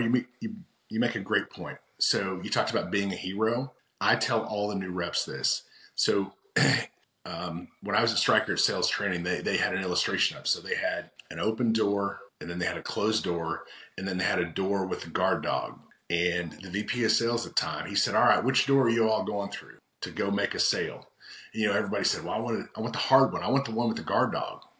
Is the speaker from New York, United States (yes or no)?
no; Oklahoma, United States; I'm from Oklahoma